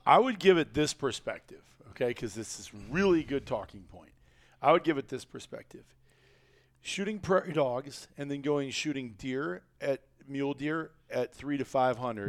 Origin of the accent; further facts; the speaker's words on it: Iowa, United States; kid growing up in Iowa, trapper